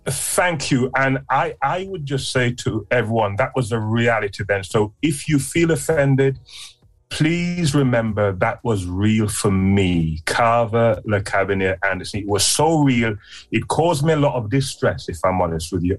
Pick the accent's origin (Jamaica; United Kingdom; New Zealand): Jamaica; Clarendon; I was born in a place called Clarendon in Jamaica. So I'm me a Jamaican people